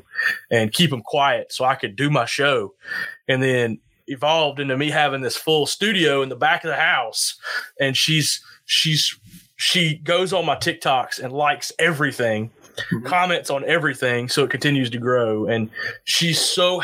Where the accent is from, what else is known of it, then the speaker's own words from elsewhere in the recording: the South, United States; growing up in the South